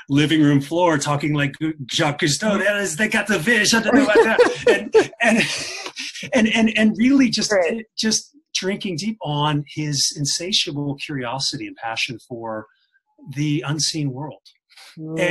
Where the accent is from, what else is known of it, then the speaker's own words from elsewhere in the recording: Kansas, United States; now in Scandinavia; when I was a child, I grew up in Kansas